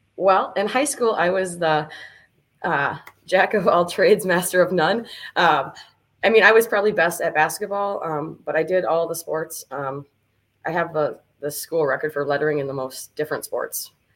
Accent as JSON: {"language": "English", "town": "New Richmond", "region": "Wisconsin", "country": "United States", "tie": "born or raised there", "said": "I grew up in New Richmond, uh, New Richmond, home of the Tigers"}